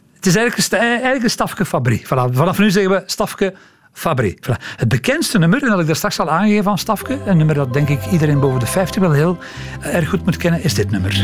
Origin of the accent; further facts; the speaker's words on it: Antwerp, Flanders, Belgium; Als Antwerpenaar